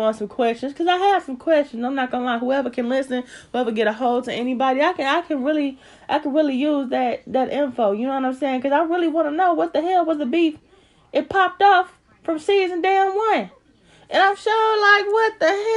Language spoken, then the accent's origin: English; St. Louis, Missouri, United States; I'm from St. Louis.